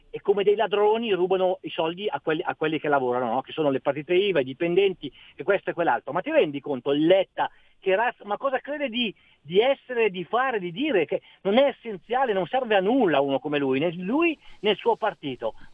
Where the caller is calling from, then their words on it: Lonate Ceppino, Lombardy, Italy; Buongiorno, sono da …, sempre da Lonate Ceppino.